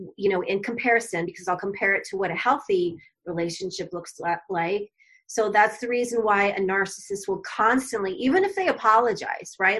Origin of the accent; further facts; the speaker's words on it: Arizona, United States; moved away as an adult; moved back to my home state of Arizona